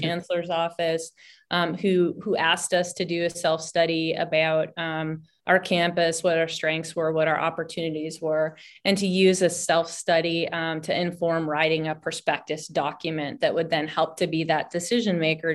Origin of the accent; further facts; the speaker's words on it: Washington, District of Columbia, United States; now in Humboldt County, United States; I'm originally from Washington D.C.